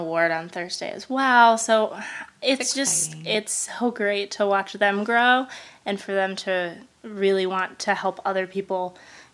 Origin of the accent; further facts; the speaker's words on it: Michigan, United States; moved away as an adult; now in Indiana, United States; I'm from Michigan originally.